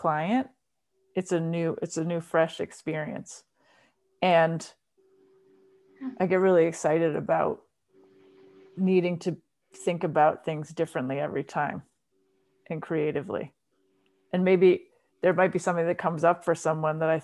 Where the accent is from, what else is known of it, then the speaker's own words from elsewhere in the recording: Rhode Island, United States; moved away as an adult; now in Massachusetts, United States; I'm originally from Rhode Island, but I've been in Massachusetts since I went to college